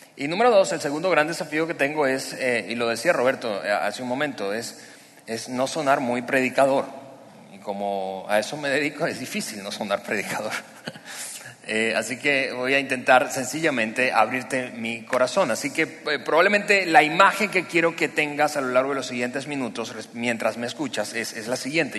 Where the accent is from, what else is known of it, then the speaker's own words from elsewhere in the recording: Venezuela; moved away as an adult; now in Mexico; ambos somos, Eliana y yo somos venezolanos